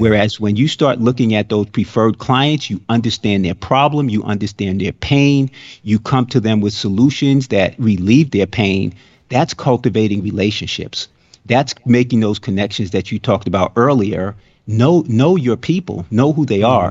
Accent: New York, United States; now in Florida, United States; I grew up in New York

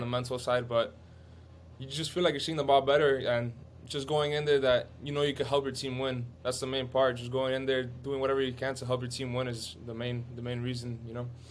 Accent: Miami, Florida, United States; I was born here in Miami. Me and my, I have a younger sister. We were both born here, but everybody else is obviously Cuban

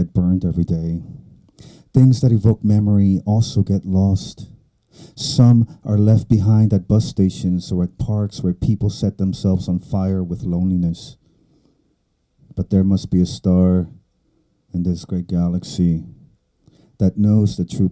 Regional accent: South Texas, United States; first language Spanish; English is a second language; also born or lived in Mexico; South Texas, the borderland. That's where I grew up. I was born in Texas, but I lived in Mexico until I was 9

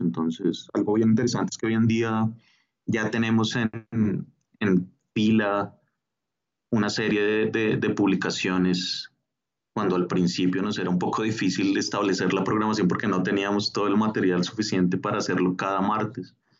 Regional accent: Bogotá, Colombia; also born or lived in Mexico; yo nací en México, eh, pero soy de familia colombiana y vivo desde muy pequeño acá en, Bogotá, entonces soy, soy bogotano, colombiano.

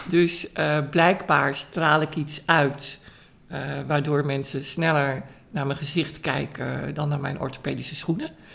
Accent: Amsterdam, North Holland, Netherlands; Dus ik ben opgegroeid in Amsterdam.

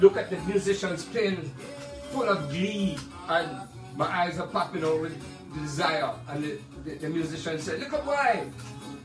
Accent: Jamaica; moved away; growing up in Jamaica

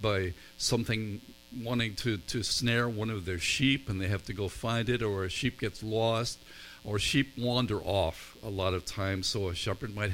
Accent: Northern Ireland, United Kingdom; I grew up in Northern Ireland, where there are more sheep than people.

